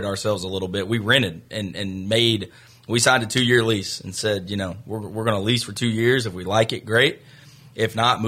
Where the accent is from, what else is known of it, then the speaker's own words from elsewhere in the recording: Tennessee, United States; I'm from Tennessee originally.